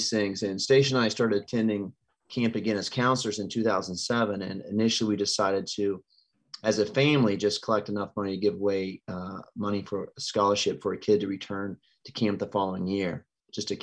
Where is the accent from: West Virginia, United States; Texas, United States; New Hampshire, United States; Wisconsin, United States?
West Virginia, United States; Harrison County; moved away as an adult; now in Gettysburg, United States; we're both Harrison County natives